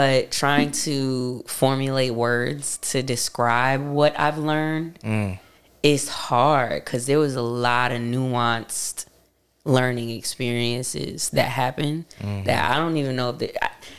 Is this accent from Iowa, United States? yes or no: no; Charlotte, North Carolina, United States; also born or lived in Hempstead, Long Island, New York / New York; But I am originally from Hempstead. I was born in Hempstead, but I moved to Charlotte when I was 2. Right. So I'm from Charlotte. Okay. Yeah. I grew up in Charlotte.